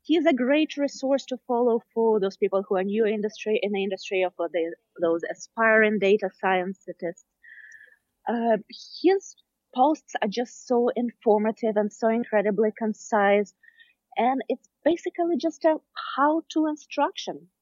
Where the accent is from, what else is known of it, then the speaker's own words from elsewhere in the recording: Smolensk, Smolensk Oblast, Russia; moved away as an adult; now in San Francisco, United States; originally, I'm from Russia, Smolensk